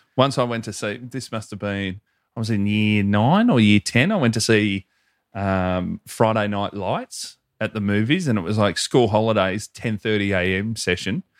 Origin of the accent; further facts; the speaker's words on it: Hoppers Crossing, Victoria, Australia; I am from Hopper's Crossing.